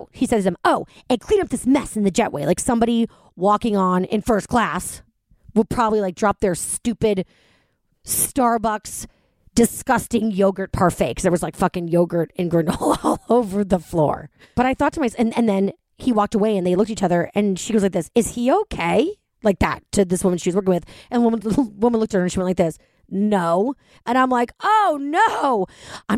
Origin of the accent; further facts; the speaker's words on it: New York, United States; moved away as an adult; now in Jersey City, United States; I'm a New Yorker